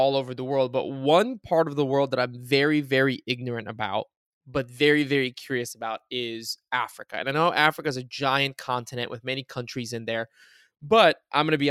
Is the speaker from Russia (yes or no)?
no; Bulgaria; moved away; also born or lived in United States; when I was growing up in Bulgaria, it was like right when Bulgaria entered the European Union